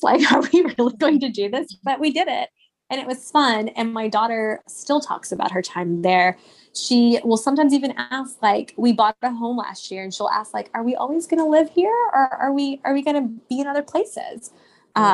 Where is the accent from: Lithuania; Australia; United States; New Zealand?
United States; Texas; I'm Indian, and but I was born and raised in Texas